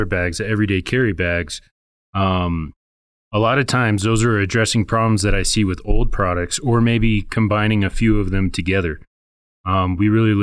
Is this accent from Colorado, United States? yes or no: yes; Arvada, Colorado, United States; I'm from here, Colorado. I was born in Arvada.